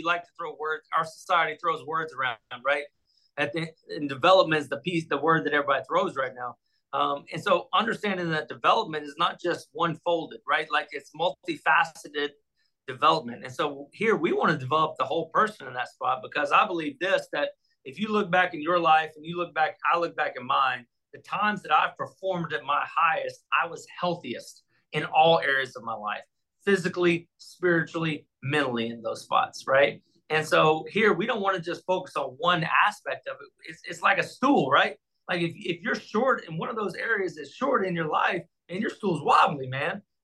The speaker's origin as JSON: {"language": "English", "region": "Texas", "country": "United States", "tie": "born or raised there", "moved": "as an adult", "said": "I grew up in Texas"}